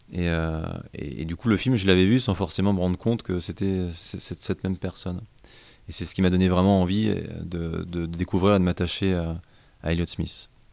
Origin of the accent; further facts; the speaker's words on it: Rouen, Normandy, France; je suis originaire de Rouen